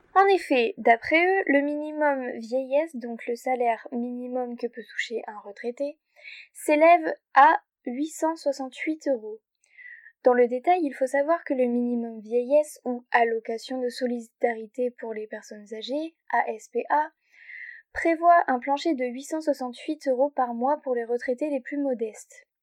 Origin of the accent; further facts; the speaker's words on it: Hauts-de-France, France; par chez nous, en Hauts-de-France